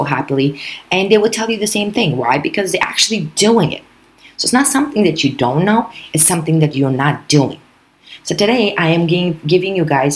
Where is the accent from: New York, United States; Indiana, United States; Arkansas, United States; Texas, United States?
New York, United States; as a New Yorker, we fast to begin with.